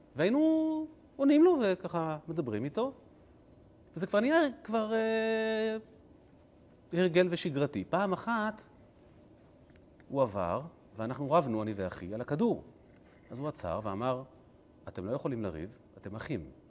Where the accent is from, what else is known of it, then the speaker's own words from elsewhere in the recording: Kfar Chabad, Central District, Israel; אני גדלתי בבית כנסת, אה, חב"ד, אה, נוסח, אה, חלב. יש בכפר חב"ד כזה